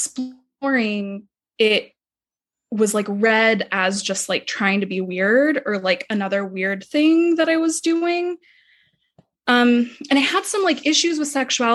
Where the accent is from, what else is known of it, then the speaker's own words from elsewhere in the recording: Dallas, Texas, United States; I grew up mostly in Texas, mostly in Dallas, Texas